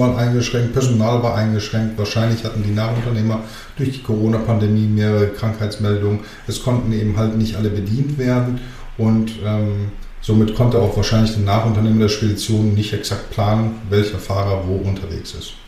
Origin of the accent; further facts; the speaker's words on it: Germany; also born or lived in Greece / Athens / Thessaloniki; ich komme aus Griechenland ursprünglich, bin gebürtiger Grieche, aber in Deutschland geboren